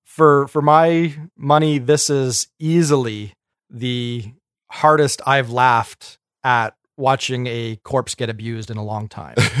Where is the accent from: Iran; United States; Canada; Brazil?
Canada; we're Canadian